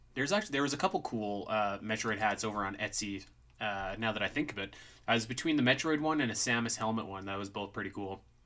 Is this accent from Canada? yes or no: yes; Canada; I'm Canadian, so we just wear toques most of the time